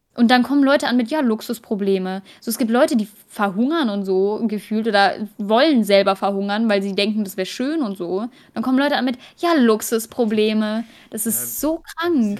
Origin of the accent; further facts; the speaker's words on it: Germany; als Deutsche